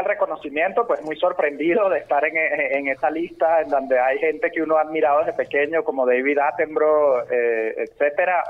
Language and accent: Spanish; Venezuela; nuestro sentido de pertenencia como venezolanos